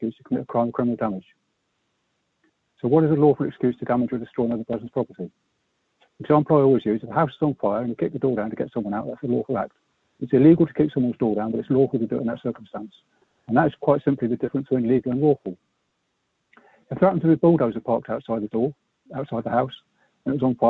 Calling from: Herefordshire, West Midlands, United Kingdom; I'm calling from Herefordshire.

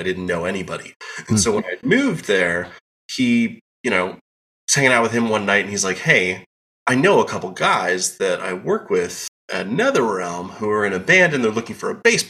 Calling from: Chicagoland suburbs, Illinois, United States; I am calling in from the Chicagoland suburbs, just outside Chicago.

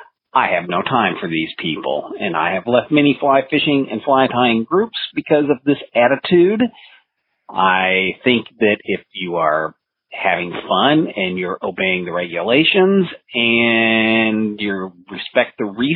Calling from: Overland Park, Kansas, United States; Yeah, this is …, your effing librarian here in Overland Park, Kansas.

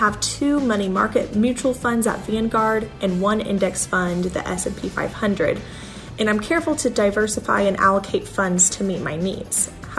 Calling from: Salt Lake City, Utah, United States; I'm coming from Salt Lake City, Utah, and I'm wondering how many index and mutual funds should I have?

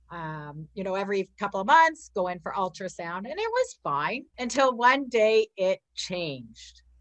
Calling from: Ontario, Canada; I am from Ontario, Canada.

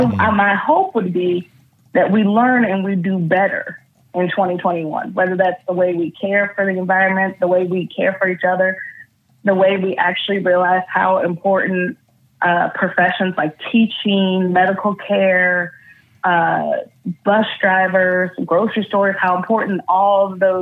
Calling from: California, United States; I'm calling from California.

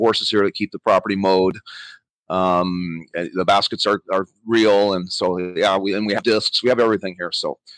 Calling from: Jicalillo, Nicaragua; I'm in Nicaragua. I'm in Jicalillo, Nicaragua. I have a disc golf course down here and a small farm.

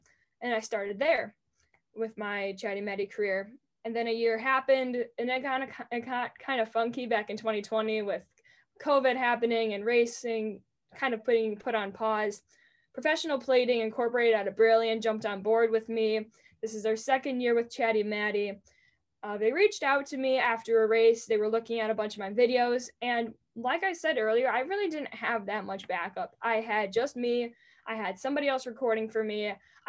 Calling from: Green Bay, Wisconsin, United States; I'm tuning in from Green Bay, Wisconsin.

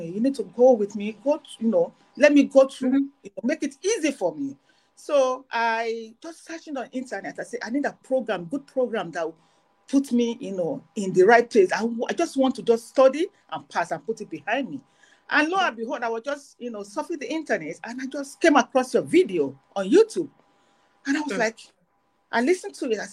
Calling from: Canada; right now I'm calling from Canada. I live in Canada.

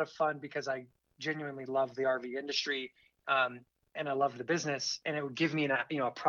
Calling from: Vail, Colorado, United States; Uh, you, are reaching me in Vail, Colorado.

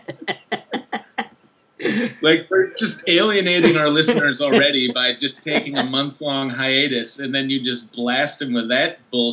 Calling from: New York City, New York, United States; I'm phoning in from Brooklyn, New York.

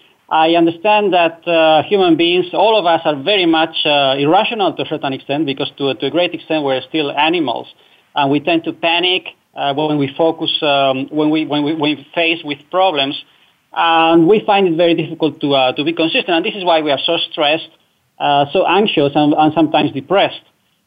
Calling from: Netherlands; I'm calling from the Netherlands, Europe.

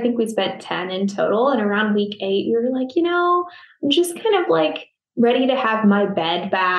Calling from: Phoenix, Arizona, United States; I am in Phoenix, Arizona.

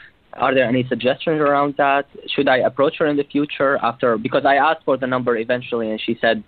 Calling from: New York City, New York, United States; also born or lived in Cleveland; I usually call from Cleveland, but the school year is over. I'm 24 years young, so I'm calling from New York City.

